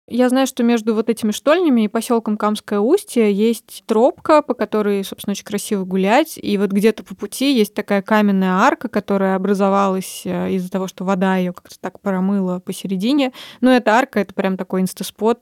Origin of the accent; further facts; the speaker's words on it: Kazan, Tatarstan, Russia; Я родилась в Казани